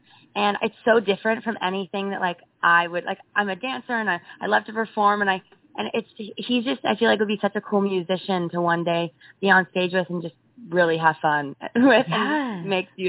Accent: Los Angeles, California, United States; I'm from Los Angeles

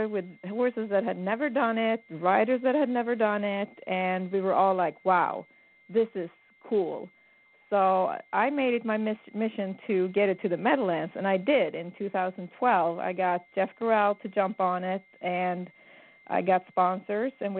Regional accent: Sweden; moved away as an adult; I was born in Sweden and my father owned racehorses. And, you know, as soon as I was old enough to walk and talk, I hung at the barn

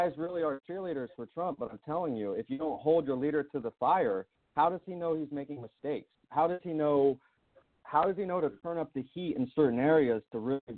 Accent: United States; I'm an American white man

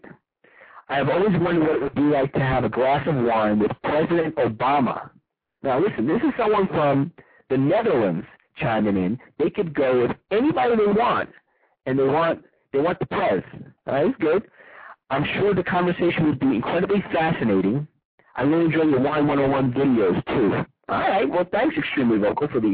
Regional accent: New York City, New York, United States; New York, chiming in, my hometown.

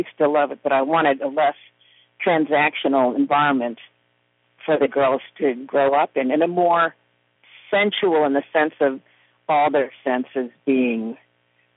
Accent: Chicago, Illinois, United States; moved away as an adult; now in New Orleans, United States; I grew up in South Chicago in the steel mills

